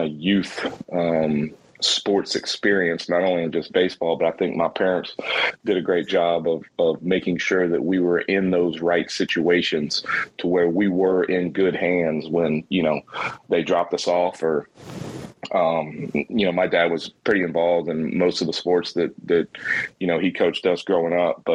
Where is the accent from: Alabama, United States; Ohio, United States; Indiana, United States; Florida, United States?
Florida, United States; Jacksonville; I'm originally from Jacksonville, Florida. I went to a high school, Bishop Kenny High School